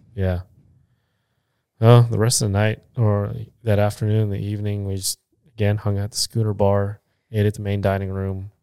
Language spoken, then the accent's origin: English; Philippines; 'cause I'm Filipino